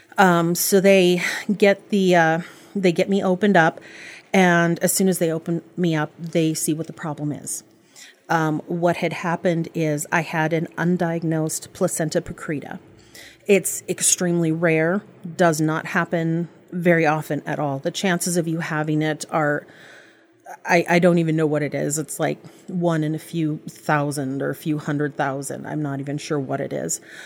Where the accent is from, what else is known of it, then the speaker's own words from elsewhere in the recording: Bagley, United States; I grew up in Bagley